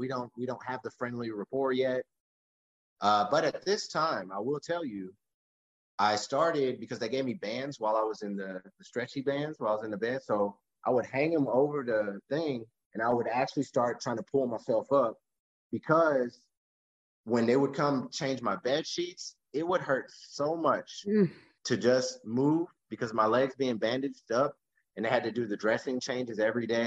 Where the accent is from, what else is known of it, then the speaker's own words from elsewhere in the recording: Texas, United States; I was from Texas